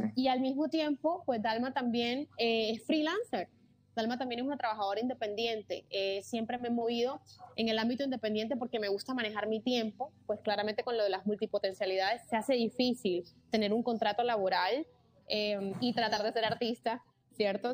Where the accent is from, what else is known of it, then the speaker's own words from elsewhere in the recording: Barranquilla, Atlántico, Colombia; moved away as an adult; now in Miami, United States; en Barranquilla, yo soy de Barranquilla, soy de Colombia.